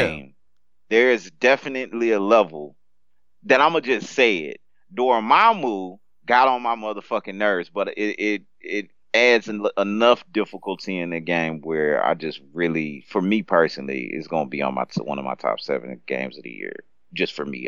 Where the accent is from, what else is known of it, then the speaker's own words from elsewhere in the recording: United States; I'm American